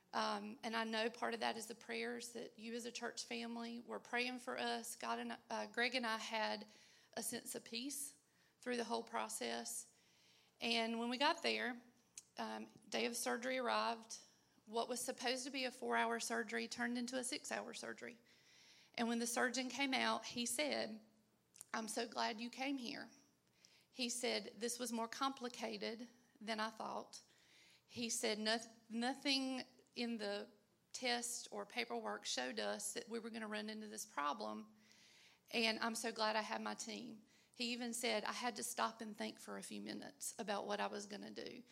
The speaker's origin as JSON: {"language": "English", "region": "North Carolina", "country": "United States", "said": "I'm from North Carolina"}